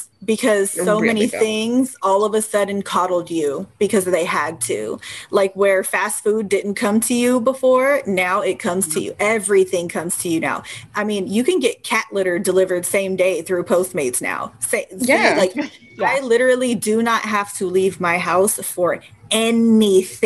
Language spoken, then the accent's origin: English; Bay Area, Northern California, United States; I was born in 88, but I grew up in Northern California in the Bay Area